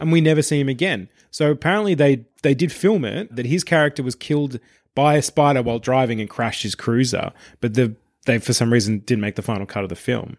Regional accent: Traralgon, Victoria, Australia; growing up in Traralgon

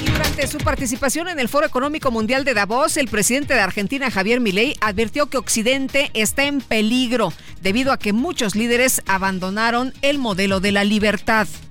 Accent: Mexico

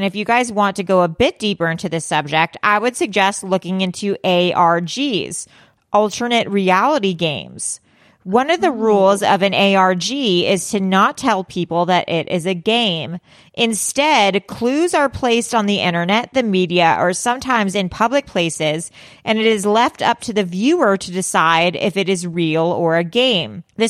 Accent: North Carolina, United States; I'm originally from North Carolina and wanted to share a popular spooky location for you guys to look up.

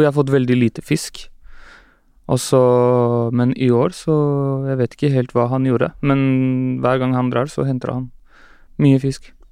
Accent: Oslo, Norway; Jeg er fra Skullerud

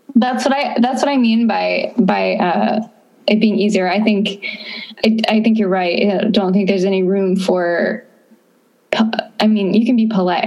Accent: Florida, United States; moved away as an adult; also born or lived in Austin, Texas; I am from Florida

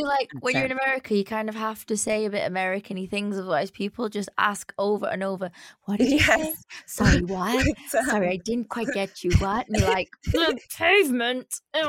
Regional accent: Manchester, North West England, United Kingdom; accent: Manc; my Manx accent was so far gone. Like, I used to talk like

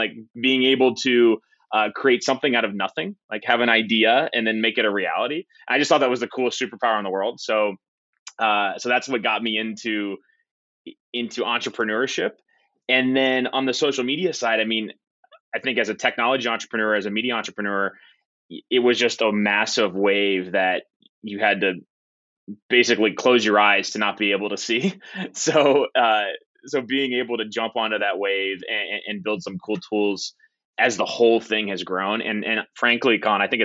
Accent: Southwest Ohio, United States; I grew up in Southwest Ohio

